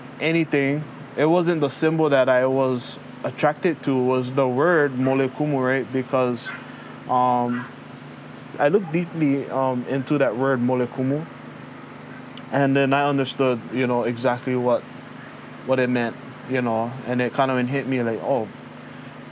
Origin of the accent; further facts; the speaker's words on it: Hawaii, United States; first language Hawaiian; English is a second language; He kupa au I keia pai aina o Hawaii. Noho au I ka awawa o Nanakuli.